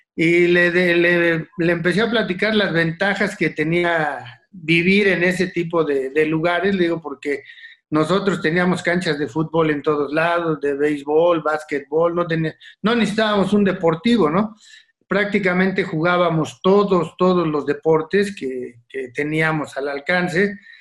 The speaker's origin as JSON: {"language": "Spanish", "region": "Mexico City", "country": "Mexico", "tie": "born or raised there", "also_born_or_lived": "Iztacalco, Mexico City", "said": "nací en la colonia Ixtacalco. Ah. Este, de muy joven me fui a vivir al pueblo de Tlalpan por la salida a Cuernavaca, cerca del Estadio Azteca"}